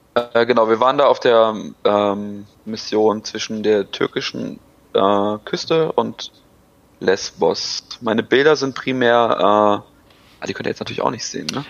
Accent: Germany; als Deutscher

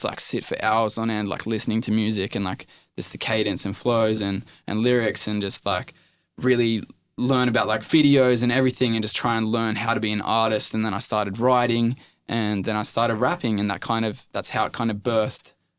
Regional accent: Ballina, New South Wales, Australia; born there; also born or lived in Inverell / Parkes / Dubbo / Mudgee; Nah, so I moved around heaps, bro. I was born in Ballina, then we moved to Inverell, then Parks, then Dubbo, then Mudgee, then I left school, then I lived in Wollongong, Then Maitland, then Musselbrook

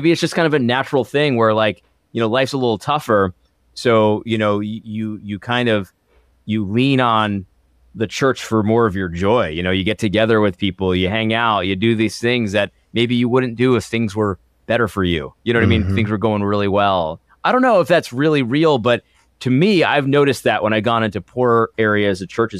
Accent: Connecticut, United States; some of the churches that I grew up in Connecticut.

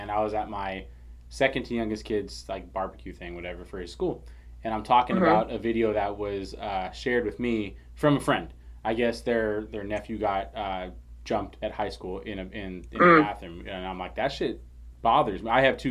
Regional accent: San Leandro, California, United States; also born or lived in Oakland, California; I grew up in San Leandro

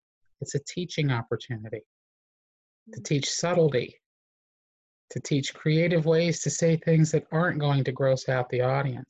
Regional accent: Southern US, United States; I grew up in the Southern Baptist South, so it's a whole new world for me.

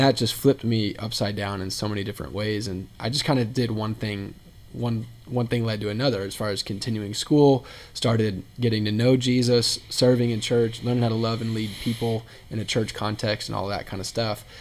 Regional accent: Indianapolis, Indiana, United States; moved away; also born or lived in Texas; I'm from Indianapolis, was in Texas for a while, moved back to Indianapolis in May of 2016

